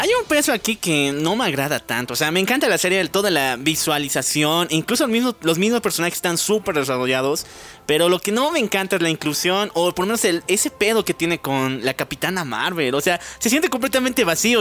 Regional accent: Bolivia; Somos de Bolivia

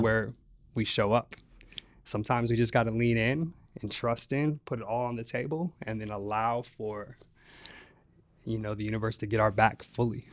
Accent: Las Vegas, Nevada, United States; So I grew up in Las Vegas, east side of Las Vegas, in the projects

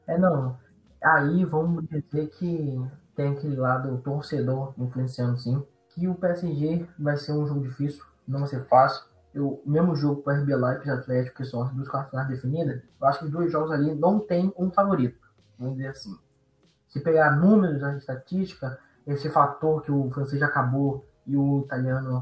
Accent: Brazil; Eu, como brasileiro

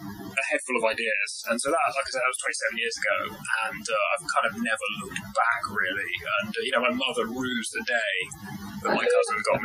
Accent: West Country, South West England, United Kingdom; I grew up down in the West Country

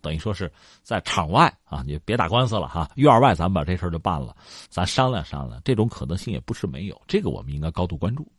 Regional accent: China; 我们中国人

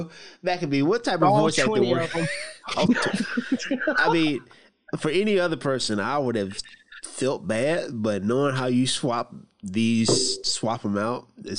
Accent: the South, United States; We are uncultured swine from the South.

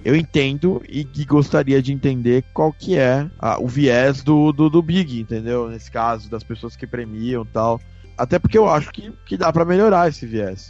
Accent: Brazil; eu não sou árabe, eu não sou espanhol, sou brasileiro

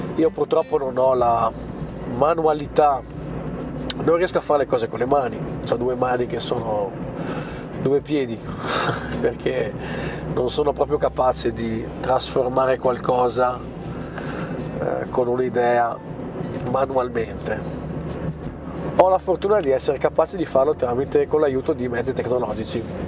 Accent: Bolzano, Trentino-Alto Adige, Italy; sono di Bolzano

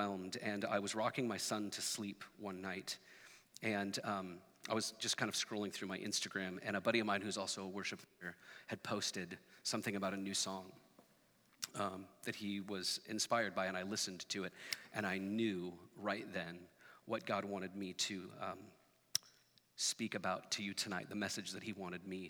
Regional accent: Portland, Oregon, United States; I grew up here in Portland

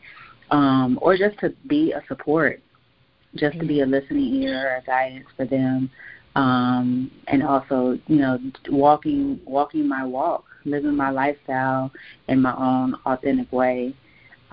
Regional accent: Gary, Indiana, United States; I grew up in Gary, Indiana

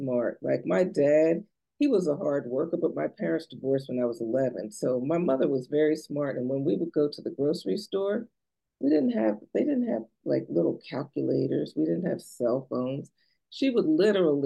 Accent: New Jersey, United States; now in Maryland, United States; I'm from New Jersey originally

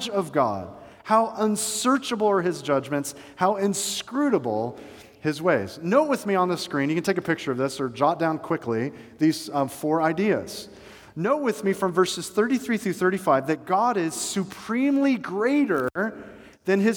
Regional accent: Atlanta, Georgia, United States; now in Bradenton area, United States; I was growing up in Atlanta

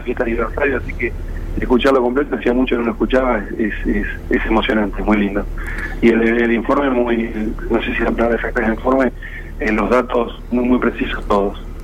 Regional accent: Mar de Ajó, Buenos Aires Province, Argentina

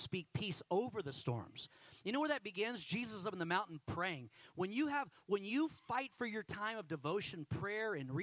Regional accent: Houston, Texas, United States; I grew up in Houston.

